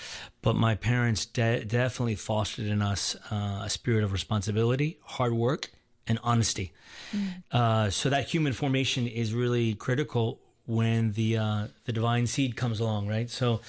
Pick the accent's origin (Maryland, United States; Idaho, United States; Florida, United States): Maryland, United States; Baltimore; So I was born and raised in Baltimore, Maryland, outside of Baltimore, Maryland, big family of eight.